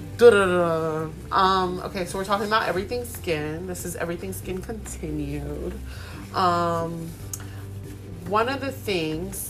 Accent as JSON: {"language": "English", "country": "United States", "tie": "born or raised there", "said": "I'm American, born here, but my dad is Puerto Rican, and my mommy is Haitian."}